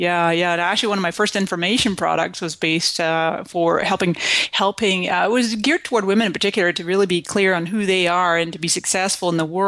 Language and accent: English; Scotland, United Kingdom; moved away as an adult; also born or lived in Canada; now in United States; And so I came to this country in 1999 from Scotland, and before that I was born in Canada.